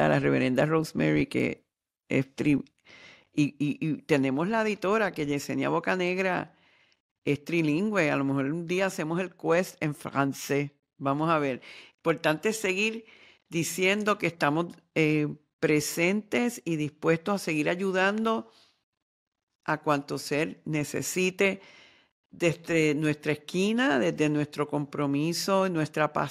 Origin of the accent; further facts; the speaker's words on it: Ecuador; yo soy un hombre ecuatoriano, practico el chamanismo